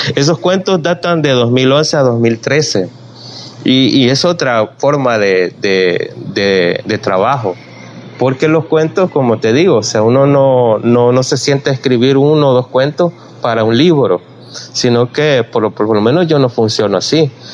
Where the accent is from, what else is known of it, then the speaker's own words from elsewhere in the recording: El Salvador; soy salvadoreño, tengo que hablar solo de mi ambiente San Salvador